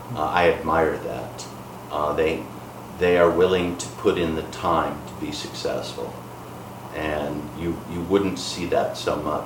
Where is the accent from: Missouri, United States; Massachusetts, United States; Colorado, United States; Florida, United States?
Massachusetts, United States; Boston; moved away as an adult; now in Kaohsiung, Taiwan; my hometown area, Boston